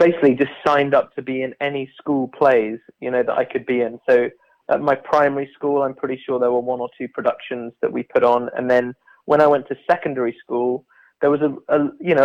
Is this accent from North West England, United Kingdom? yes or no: no; Bath, South West England, United Kingdom; moved away as an adult; also born or lived in London; I'm from Bath in southwest England.